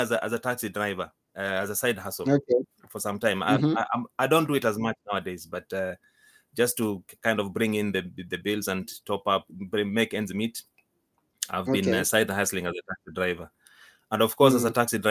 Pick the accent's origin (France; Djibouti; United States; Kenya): Kenya; moved away as an adult; now in United Kingdom; I'm from Kenya. I was born and brought up in Kenya. I came to the UK 17 years ago.